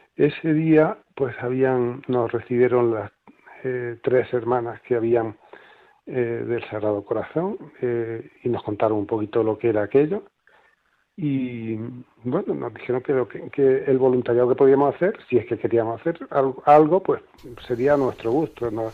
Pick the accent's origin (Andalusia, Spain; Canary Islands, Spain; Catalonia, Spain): Andalusia, Spain; Granada; moved away as an adult; now in Málaga, Spain; llegamos a Málaga pues hace eso, 35 años, y yo ya me siento malagueño, aunque nací en Granada